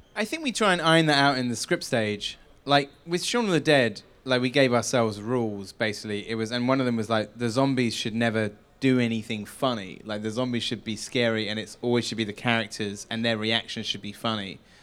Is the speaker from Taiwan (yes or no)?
no; Wells, South West England, United Kingdom; moved away; Hot Fuzz was shot in my hometown